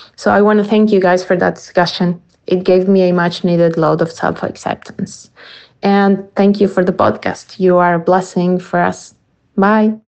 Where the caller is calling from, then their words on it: Argentina; I'm calling from Argentina